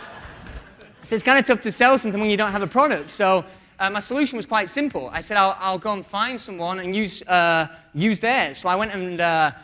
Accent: United Kingdom; I'm British.

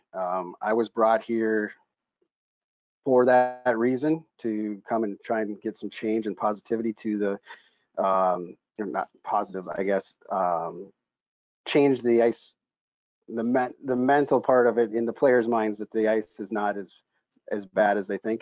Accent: Minnesota, United States; moved away as an adult; now in Pittsburgh, United States; in my hometown back in minnesota we built a, a community rink

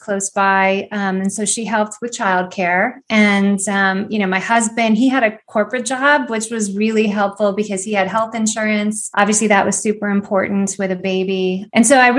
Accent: Northeast Ohio, United States; moved away as an adult; now in Atlanta, United States; I'm from Northeast Ohio originally, and I moved down to Atlanta in about 2001

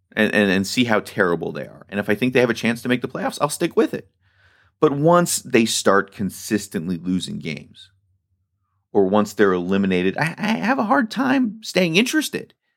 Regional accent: Washington, District of Columbia, United States; also born or lived in California; now in Baltimore, United States; I grew up in Washington, D C.

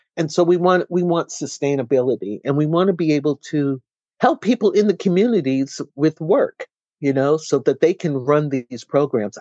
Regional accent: Boston, Massachusetts, United States; moved away as an adult; now in Amherst, United States; Boston being my hometown

